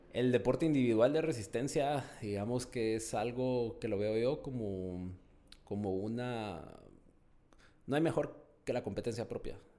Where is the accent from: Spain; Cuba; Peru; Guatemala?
Guatemala; also born or lived in Mexico; como guatemalteco